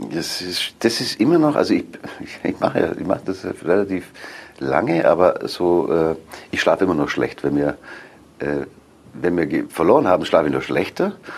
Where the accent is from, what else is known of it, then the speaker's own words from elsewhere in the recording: Augsburg, Bavaria, Germany; moved away as an adult; now in Cologne, Germany; Das ist meine Heimatstadt.